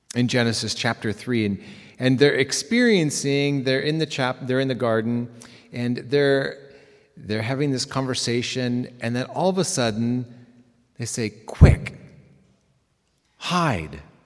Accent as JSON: {"language": "English", "town": "Reno", "region": "Nevada", "country": "United States", "moved": "yes", "lives_now": "Bronx, United States", "said": "I come from Reno. My parents were Canadian. They moved to Reno, um, for my mother's health. I have a younger brother"}